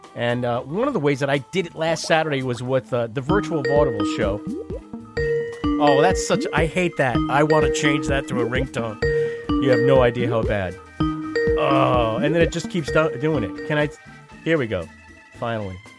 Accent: Long Island, New York, United States; moved away; I grew up on Long Island

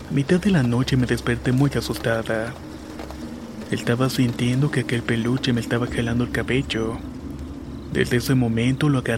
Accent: Mazatlán, Sinaloa, Mexico; Soy originario de Mazatlán, Sinaloa y muy cerca de donde vivo hay una hacienda de la época de la Revolución

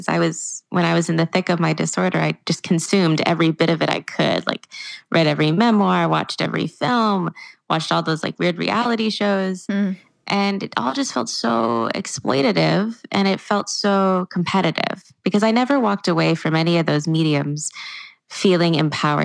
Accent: Walnut Creek, California, United States; my hometown in Walnut Creek

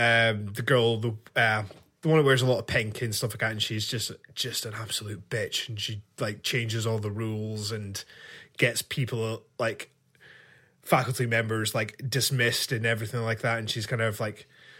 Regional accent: Scotland, United Kingdom; me being Scottish and so proud of it, I find that offensive.

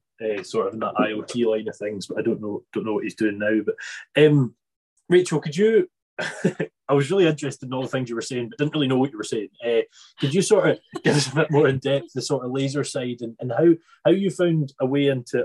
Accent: Isle of Arran, Scotland, United Kingdom; I'm from Isle of Arran, and we have no broadband over there.

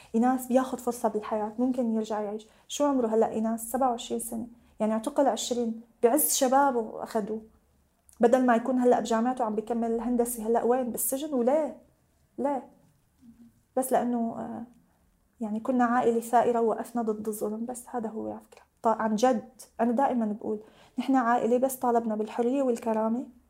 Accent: Syria; now in Lebanon; ولا بفكر اني ارجع على سوريا ابدا

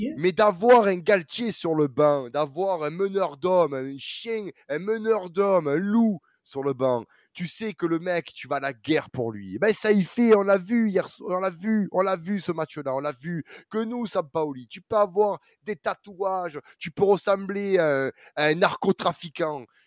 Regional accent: Marseille, Provence-Alpes-Côte d'Azur, France; en tant que Marseillais

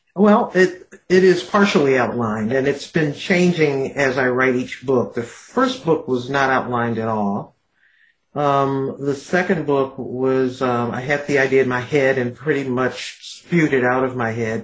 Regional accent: Detroit, Michigan, United States; growing up in Detroit

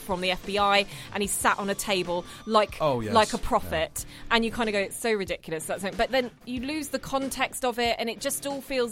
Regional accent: United Kingdom; we're British

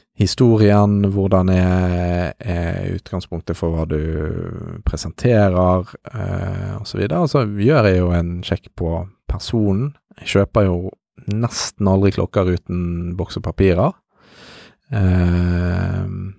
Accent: Bergen, Vestland, Norway; jeg er bergenser

